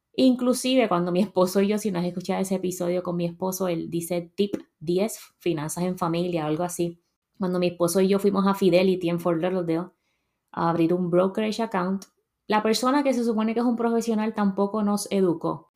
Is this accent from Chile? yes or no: no; Puerto Rico; moved away as an adult; now in United States; yo salí de Puerto Rico a los 26 años